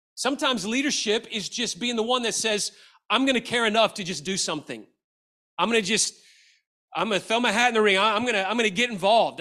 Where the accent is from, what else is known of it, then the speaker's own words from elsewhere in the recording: Memphis, Tennessee, United States; I grew up in Memphis, Tennessee, and I went to the University of Memphis